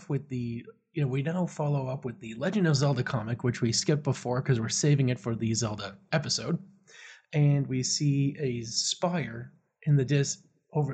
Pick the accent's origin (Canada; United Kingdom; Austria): Canada; I'm Canadian